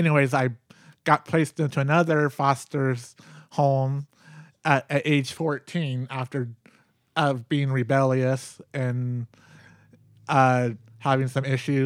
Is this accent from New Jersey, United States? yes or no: no; Portland, Oregon, United States; Well, I grew up here in St. John's. Mm. Then I, family of four.